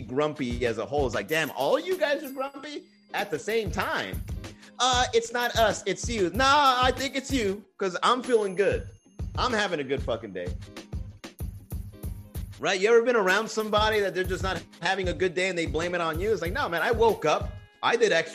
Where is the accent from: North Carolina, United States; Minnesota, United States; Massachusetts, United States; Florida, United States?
Florida, United States; Miami; I'm from Miami.